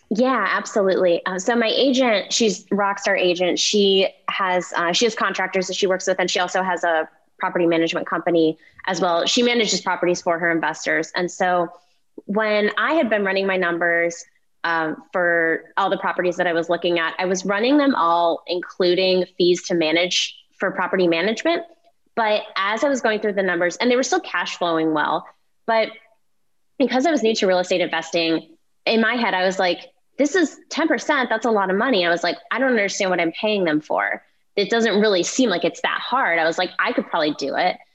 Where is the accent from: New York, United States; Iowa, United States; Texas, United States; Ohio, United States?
Ohio, United States; Cleveland; moved away; I'm I'm from Cleveland and my parents still live there